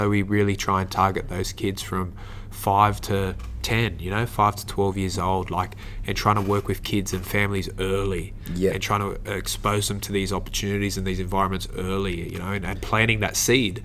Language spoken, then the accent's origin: English; Sydney, New South Wales, Australia; myself growing up in Glebe